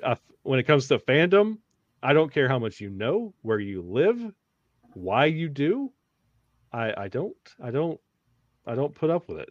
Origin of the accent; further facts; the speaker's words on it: the South, United States; moved away; growing up in the South